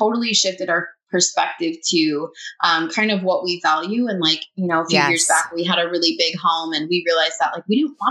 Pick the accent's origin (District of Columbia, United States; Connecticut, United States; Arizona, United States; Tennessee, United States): Arizona, United States; Phoenix; moved away as an adult; now in Dallas-Fort Worth, United States; I'm from Phoenix, Arizona, but we just recently, about 7 months ago, moved to the Dallas-Fort Worth area